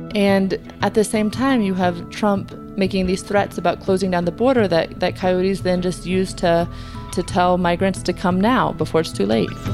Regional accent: United States; as an American

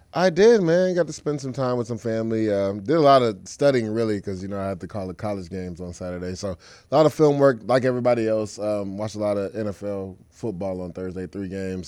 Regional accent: Florida, United States; I'm from Florida as well

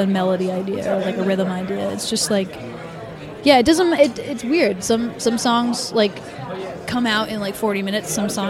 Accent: Massachusetts, United States

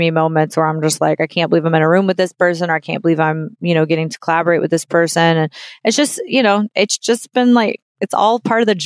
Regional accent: New Orleans, Louisiana, United States; moved away; also born or lived in Nashville; I'm from New Orleans

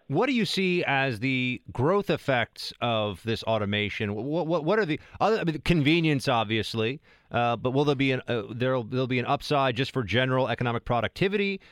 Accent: New York City, New York, United States; I'm born and raised in New York City

